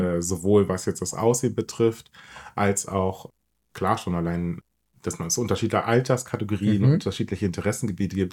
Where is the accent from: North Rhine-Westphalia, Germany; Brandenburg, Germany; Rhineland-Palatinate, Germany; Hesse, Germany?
Brandenburg, Germany; ich bin in Brandenburg groß geworden